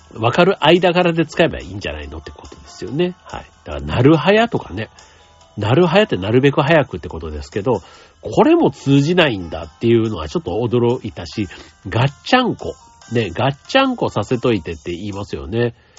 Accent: Osaka, Japan; moved away; 大阪はね、僕が出身の町でもある

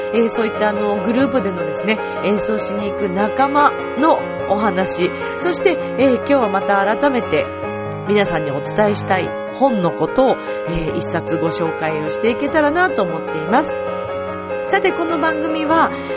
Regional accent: Shizuoka, Japan; moved away; also born or lived in Mishima, Shizuoka; 自分が静岡出身

